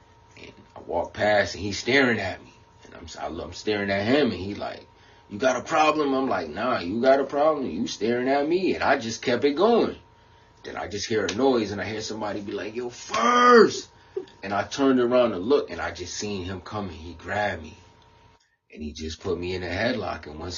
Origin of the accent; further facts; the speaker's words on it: New York, United States; But he still liked me, but because he knew, like, I come from New York. We don't play with police.